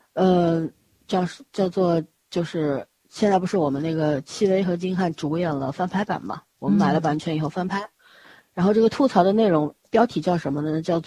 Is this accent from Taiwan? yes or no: no; China; 尤其我们中国人，就是那个经济发展的速度快了之后，人的那个内心，就那种缺失的东西越来越多